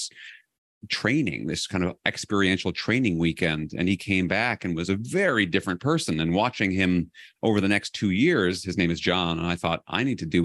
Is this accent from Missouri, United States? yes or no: no; New York City, New York, United States; I grew up in New York City